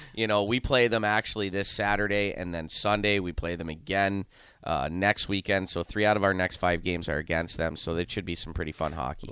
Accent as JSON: {"language": "English", "town": "Youngstown", "region": "Ohio", "country": "United States", "tie": "born or raised there", "also_born_or_lived": "Saint Louis / Amarillo, Texas / Philadelphia", "moved": "as an adult", "lives_now": "Lincoln, United States", "said": "born and raised in Youngstown, Ohio"}